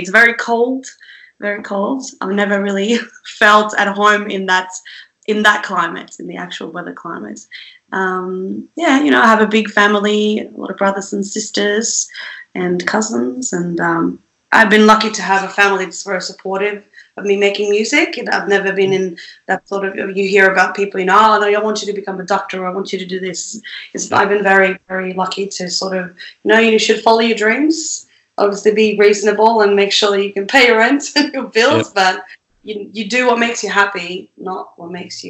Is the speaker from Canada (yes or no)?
no; Sweden; moved away as an adult; I lived in Sweden for the first 19, 20 years of my life